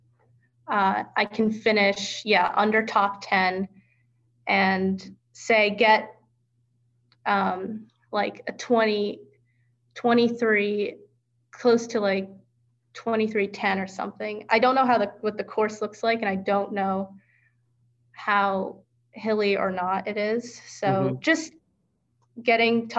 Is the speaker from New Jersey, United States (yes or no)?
yes; New Jersey, United States; moved away; New Jersey, which is where I'm from, and it's 30 minutes from my hometown.